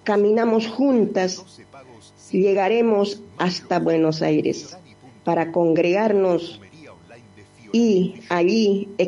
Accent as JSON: {"language": "Spanish", "country": "Peru", "moved": "yes", "lives_now": "Argentina", "said": "soy de Perú, de la nación"}